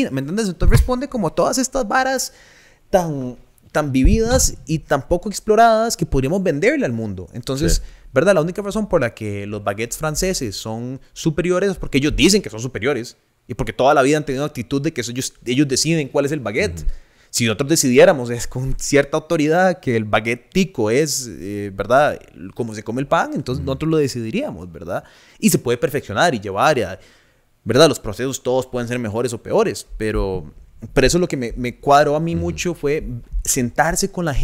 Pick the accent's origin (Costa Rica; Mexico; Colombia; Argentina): Costa Rica; crecimos en Costa Rica.